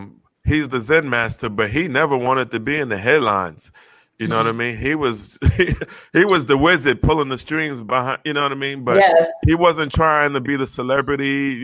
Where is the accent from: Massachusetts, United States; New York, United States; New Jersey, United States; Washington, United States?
New York, United States; growing up in New York